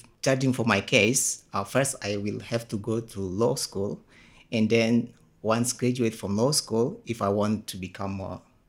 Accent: Ambon, Maluku, Indonesia; also born or lived in Jakarta; I'm from Ambon actually, but most people won't believe that I'm an Ambonist. But I'm from Ambon, and then most of my life is I spent in Jakarta.

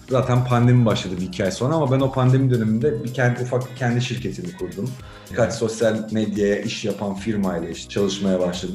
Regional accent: İzmir, Turkey; Biz İzmir insanıyız aslında. Yani Ege'liyiz

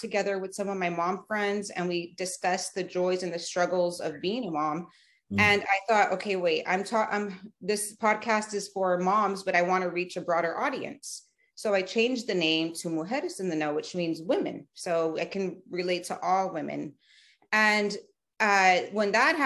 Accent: Edinburg, Texas, United States; moved away as an adult; also born or lived in McAllen, Texas; I'm born and raised in the Rio Grande Valley of South Texas. I was born in McAllen, Texas, raised in Edinburgh, Texas. So I lived there my whole life. And then I moved around 24

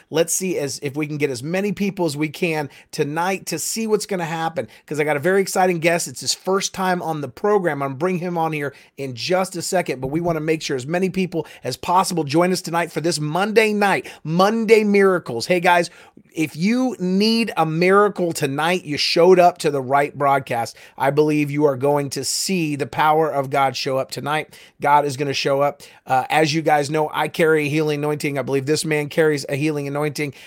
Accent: California, United States; now in Oklahoma City, United States; I'm from California

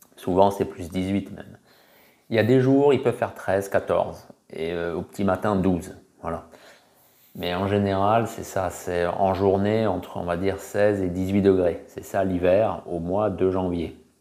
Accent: France; moved away; also born or lived in Okinawa, Japan; je suis l'un des Français qui a vécu le plus longtemps aux anciennes Ryukyu

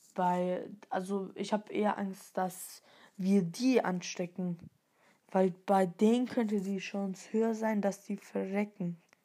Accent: Stuttgart, Baden-Württemberg, Germany; bin dreizehn Jahre alt, komme aus Stuttgart. Meine Nationalität, also ich bin hier in Deutschland geboren.

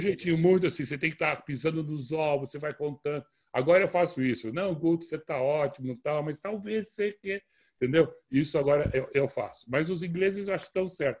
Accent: Brazil; eu sou brasileiro nato, sim, uh, nasci no Hospital Samaritano.

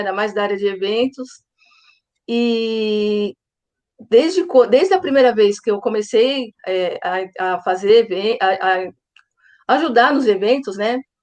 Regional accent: São Paulo, Brazil; sou de São Paulo

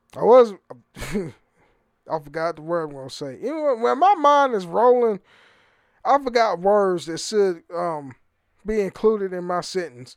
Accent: Oakland, California, United States; moved away; I'm from the Fruitvale area, Oakland, California

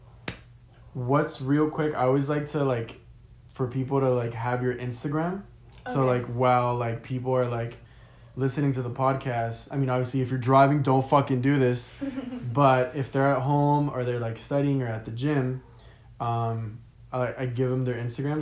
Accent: Stamford, Connecticut, United States; I was born in Connecticut

